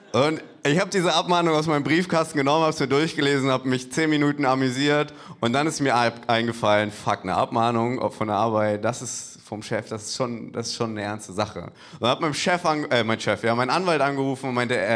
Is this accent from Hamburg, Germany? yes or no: yes; Hamburg, Germany; Ich, ich komme eigentlich aus Hamburg, für mich ist beides ein Abstieg.